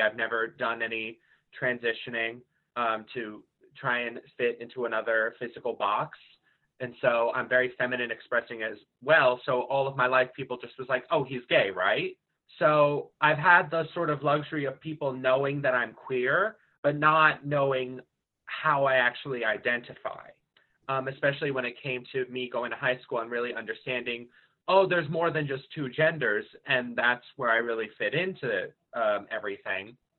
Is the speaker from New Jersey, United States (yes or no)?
yes; Marlboro, New Jersey, United States; from Marlboro, New Jersey.